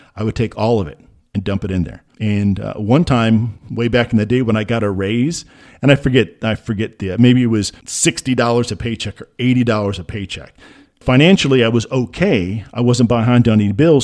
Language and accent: English; Midwest, United States; I grew up in the Midwest